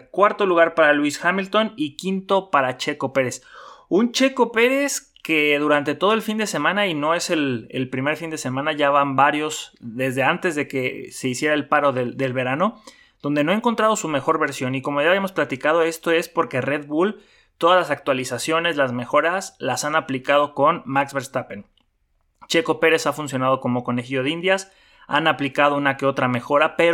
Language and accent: Spanish; Mexico; pero como mexicano, pues mm, no me gusta.